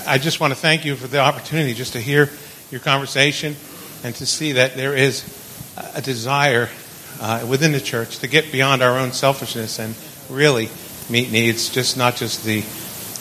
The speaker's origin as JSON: {"language": "English", "region": "New Jersey", "country": "United States", "said": "I'm from New Jersey"}